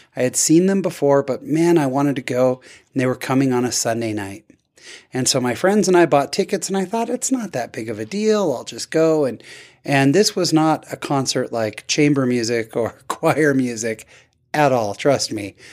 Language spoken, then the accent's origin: English; Fullerton, California, United States; I was born in Fullerton